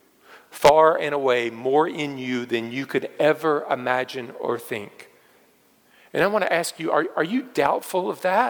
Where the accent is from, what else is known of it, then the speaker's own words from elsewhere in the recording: United States; being an American